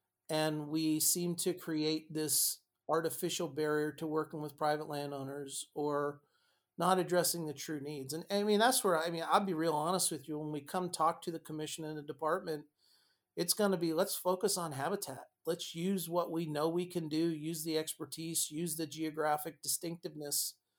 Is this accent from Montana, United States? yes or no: yes; Montana, United States; Not because it's my home state, it's your home state, Jana